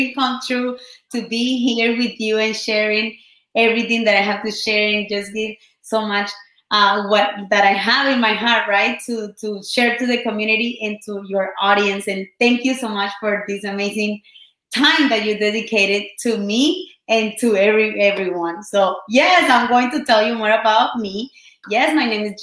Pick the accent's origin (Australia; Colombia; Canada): Colombia; first language Spanish; English is a second language; moved away; I've been, you know, just here in this country for 13 years. I'm from Colombia